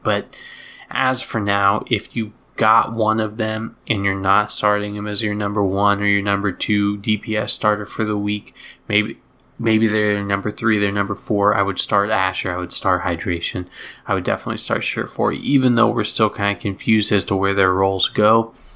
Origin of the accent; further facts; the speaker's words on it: outside of Boston, Massachusetts, United States; moved away; I grew up outside of Boston for a long time